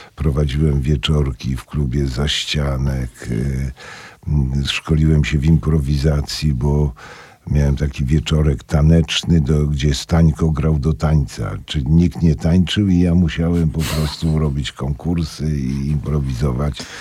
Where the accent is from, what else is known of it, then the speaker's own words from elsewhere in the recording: Sosnowiec, Silesian Voivodeship, Poland; moved away as an adult; also born or lived in Kraków / Warsaw; skąd pan jest? Ja mówię, z Sosnowca.